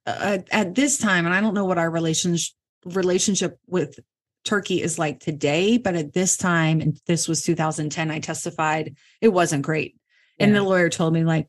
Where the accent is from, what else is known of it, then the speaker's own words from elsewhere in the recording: Virginia, United States; moved away; I'm from Virginia originally.